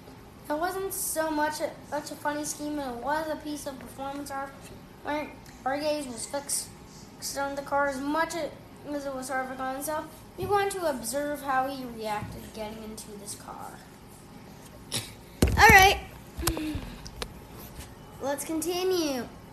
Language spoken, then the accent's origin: English; Charlotte, North Carolina, United States; The three next-gen entries will be unveiled May 5th in Charlotte, North Carolina, my hometown, actually.